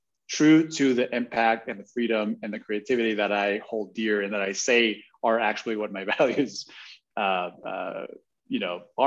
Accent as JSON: {"language": "English", "country": "Guatemala", "tie": "born or raised there", "said": "I was born and raised in Guatemala."}